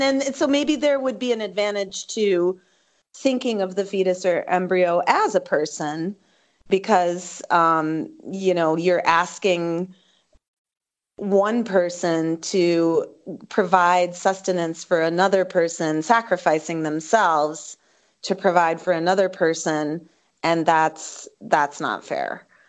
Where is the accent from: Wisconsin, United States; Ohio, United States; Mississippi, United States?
Wisconsin, United States; my home state of Wisconsin